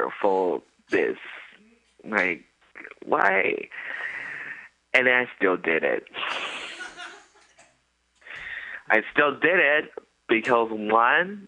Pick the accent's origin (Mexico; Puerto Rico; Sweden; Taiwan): Taiwan; I'm from Taiwan